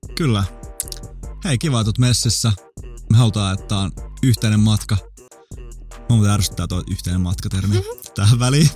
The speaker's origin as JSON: {"language": "Finnish", "town": "Vantaa", "region": "Uusimaa", "country": "Finland", "tie": "born or raised there", "said": "mä oon syntynyt Vantaalla"}